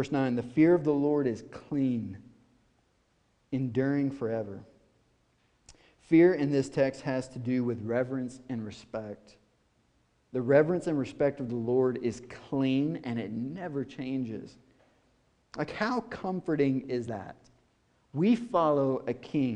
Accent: White House, Tennessee, United States; I'm from White House, Tennessee, rural

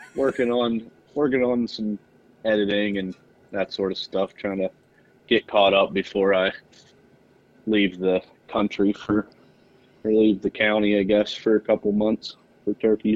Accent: Central Pennsylvania, United States; I'm from Central Pennsylvania, uh, just a small little farm town

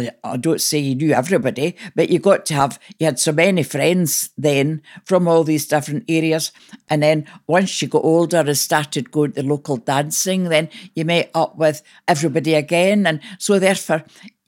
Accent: Lamington, Scotland, United Kingdom; moved away as an adult; now in Coulter, United Kingdom; I was brought up in Lamington and I still consider myself a Lamingtonian

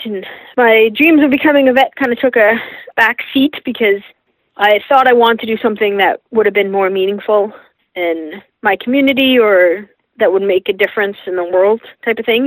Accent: Toronto, Ontario, Canada; I grew up in Toronto

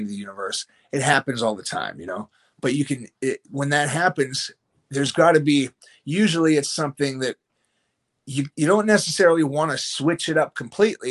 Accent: United States; I'm here from the United States.

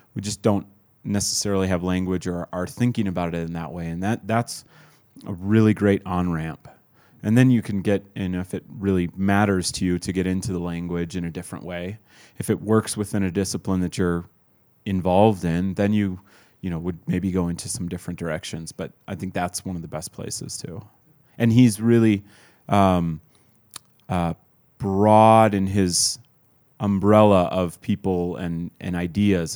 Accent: Midwest, United States; I was born in the Midwest to, uh, to a white Scandinavian

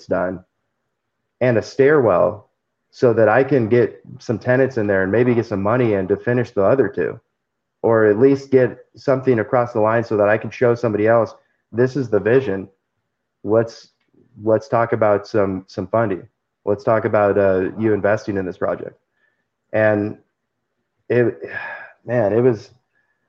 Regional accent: California, United States; now in Tulsa, United States; I'm from California

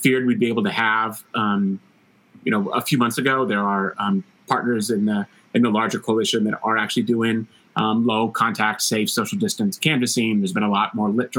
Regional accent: Palmyra, Missouri, United States; also born or lived in Columbia, Missouri; I grew up in Northeast Missouri in Palmyra, went to Mizzou

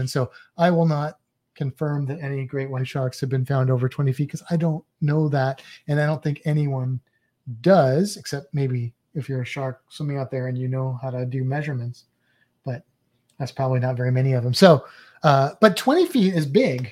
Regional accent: St. Louis, Missouri, United States; I'm from Saint Louis with the gateway arch

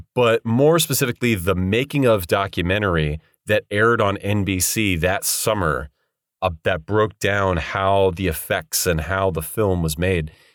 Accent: Bay Area, Northern California, United States; now in Los Angeles, United States; I'm not from L A originally. I'm from Northern California, um, Bay Area specifically.

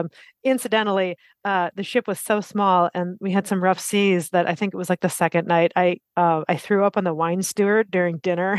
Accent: Wisconsin, United States; moved away; I'm originally from Wisconsin, about a half an hour outside of Milwaukee.

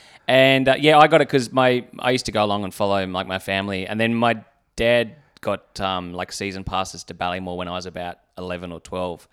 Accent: Canberra, Australian Capital Territory, Australia; also born or lived in Brisbane; I was born in Brisbane, uh, but then I moved to Canberra when I was two.

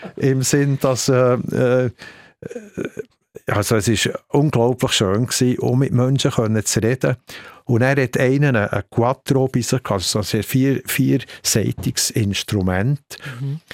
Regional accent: Bern, Switzerland; weil ich Berner bin.

